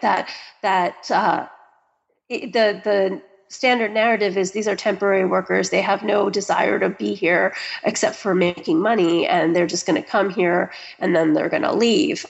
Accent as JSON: {"language": "English", "country": "United States", "said": "I'm American"}